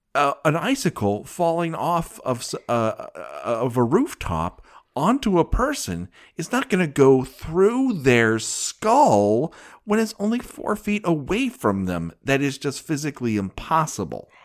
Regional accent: Glendale, California, United States; I'm from Glendale, California

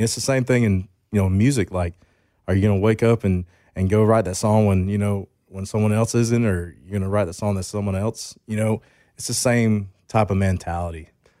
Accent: Grayson, Georgia, United States; I went to Grayson High School. So, you know, like you're talking about, I grew up like in the Grayson area, which is like, and then Loganville was like the bigger town.

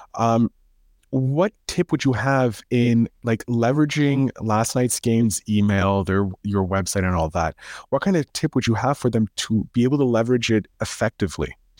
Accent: Canada; I'm a Canadian

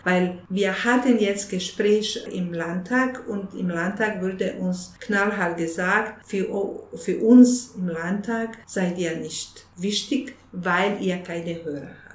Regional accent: Bosnia & Herzegovina; German is a second language; now in Munich, Germany; bei uns in Bosnien

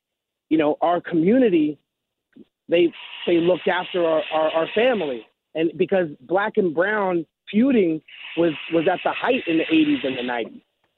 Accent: Los Angeles, California, United States; growing up in East

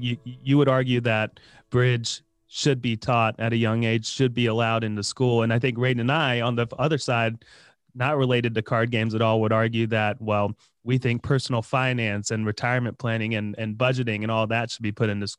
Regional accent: North Carolina, United States; And I grew up here in North Carolina.

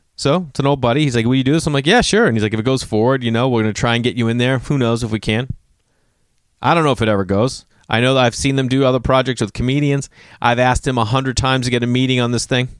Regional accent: Massachusetts, United States; moved away; I'm still a guy from Massachusetts

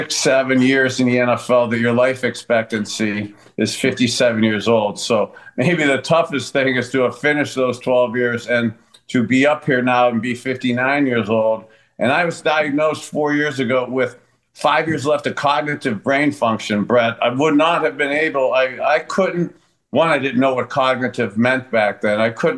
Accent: East Palestine, Ohio, United States; we were talking about that tragic train derailment right outside my hometown in East Palestine.

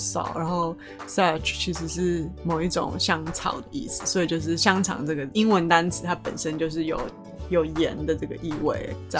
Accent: Kaohsiung, Taiwan; 我是高雄来的嘛

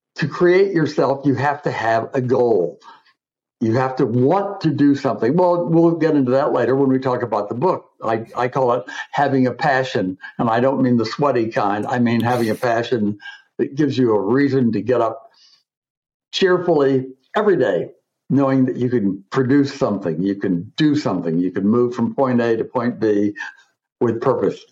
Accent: Coral Gables, Florida, United States; moved away as an adult; also born or lived in Michigan / Buenos Aires, Argentina; now in New York, United States; I was born and raised in Coral Gables, Florida.

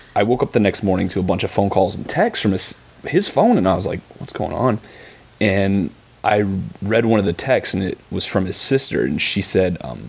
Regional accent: Barberton, Ohio, United States; So I came from Real Action Wrestling in Barberton, Ohio, which is my hometown.

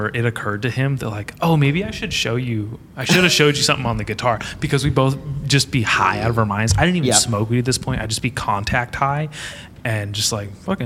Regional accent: Nipomo, California, United States; also born or lived in Oceanside; I grew up in Napomo

